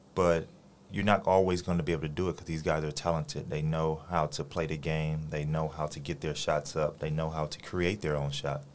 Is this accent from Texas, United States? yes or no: no; Los Angeles, California, United States; moved away as an adult; now in Taiwan; my hometown, Los Angeles, California